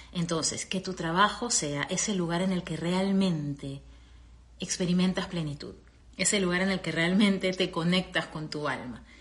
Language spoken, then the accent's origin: Spanish; Peru; moved away as an adult; also born or lived in Venezuela; now in United States; regresar a, a, mi Perú a vivir